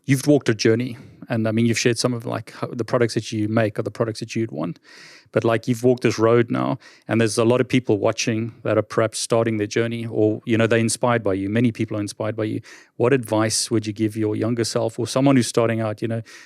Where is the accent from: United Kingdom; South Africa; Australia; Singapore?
South Africa; I'm from South Africa